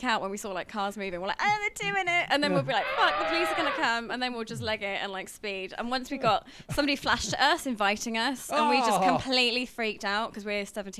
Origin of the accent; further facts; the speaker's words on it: Northampton, East Midlands, United Kingdom; moved away as an adult; I only know the Northampton ones, which is my hometown.